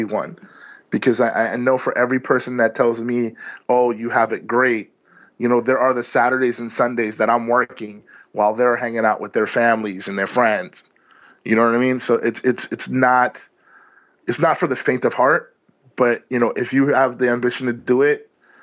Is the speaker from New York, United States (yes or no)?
yes; New York City, New York, United States; I'm a New Yorker here